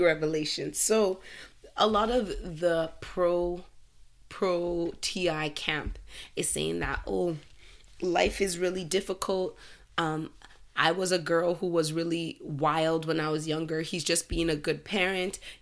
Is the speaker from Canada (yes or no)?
yes; Canada; I'm Canadian. I was born in Canada